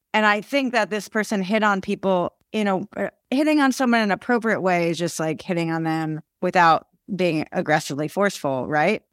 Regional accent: Haddonfield, New Jersey, United States; I grew up in Haddonfield, New Jersey, which is a small town

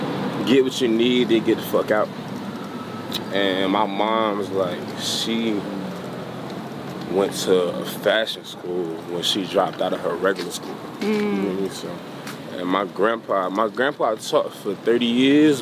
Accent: Chicago, Illinois, United States; I was born and raised in Chicago

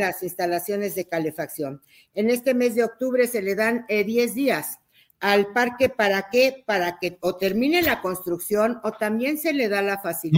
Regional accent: Mexico; Soy una mexicana

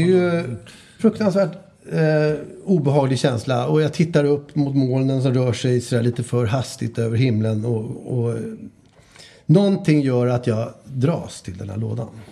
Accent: Stockholm, Stockholm County, Sweden; Åsens torg ligger ute i Bromma och där, det område där jag växte upp.

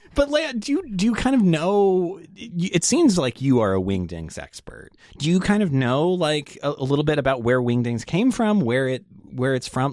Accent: Las Vegas, Nevada, United States; moved away; I'm from Las Vegas originally

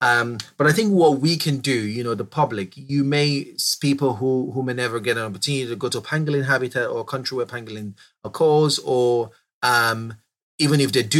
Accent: Southeast, Nigeria; I grew up in Southeast Nigeria. I grew up, you know, having this large secondary forest around the backyard.

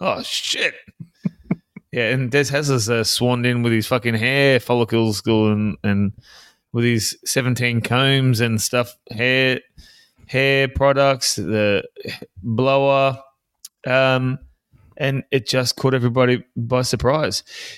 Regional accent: South Africa; Oh, yes. No. I'm from South Africa.

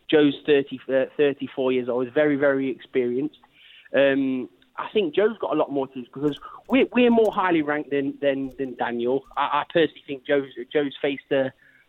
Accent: Derby, East Midlands, United Kingdom; I'm from Derby.

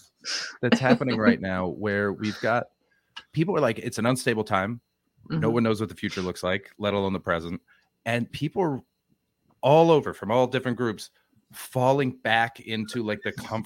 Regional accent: Canada; Canadian stock is exotic.

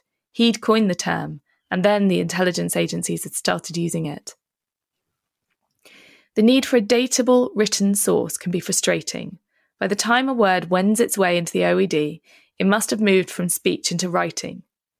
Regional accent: Philippines; born there; I think there were more people in the town where I was born in the Philippines.

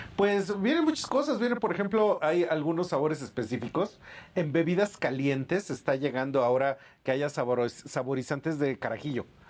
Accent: Mexico; como mexicanos

